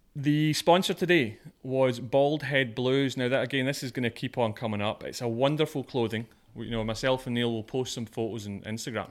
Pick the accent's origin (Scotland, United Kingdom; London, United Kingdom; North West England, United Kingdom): Scotland, United Kingdom; moved away; I'm Scottish